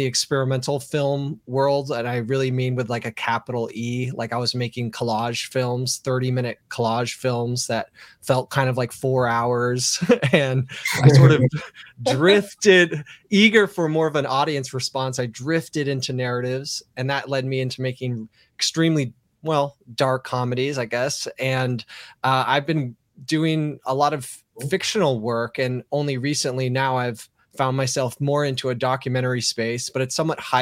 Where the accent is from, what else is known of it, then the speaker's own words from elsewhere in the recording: Redwood City, California, United States; also born or lived in San Francisco; I'm from Redwood City, California, which is small suburbs of the peninsula of the Bay Area